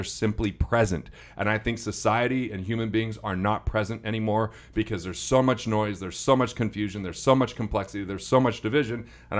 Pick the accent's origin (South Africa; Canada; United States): United States; Utah; Well, I am from Utah.